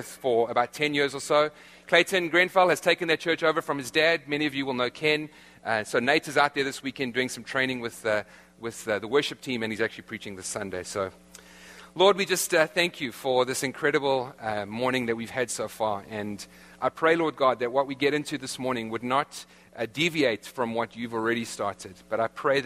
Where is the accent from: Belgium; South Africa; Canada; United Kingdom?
South Africa; accent: South African; moved away; my South African accent